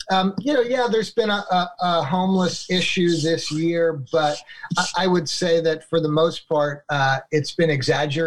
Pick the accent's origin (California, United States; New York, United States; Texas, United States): New York, United States; Long Island; moved away as an adult; now in Portland, United States; I grew up in Long Island, went to school back east